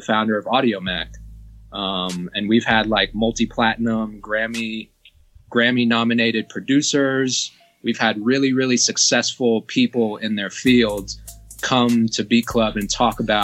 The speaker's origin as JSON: {"language": "English", "region": "Georgia", "country": "United States", "tie": "born or raised there", "said": "you're from my home state"}